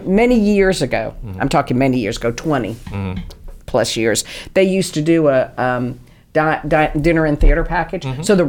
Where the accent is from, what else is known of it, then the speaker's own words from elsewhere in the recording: New York, United States; now in New Bern, United States; I'm from New York and grew up mm-hmm. going to theater all the time.